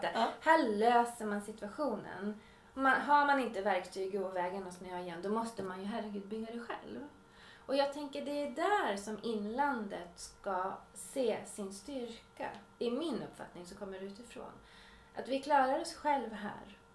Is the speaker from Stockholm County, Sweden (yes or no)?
no; Uppsala, Uppsala County, Sweden; also born or lived in Swedish inland (Norrland); now in Swedish inland, Sweden; jag kommer ju från Uppsala, har ju flyttat hit för att jag vill ha lugn och ro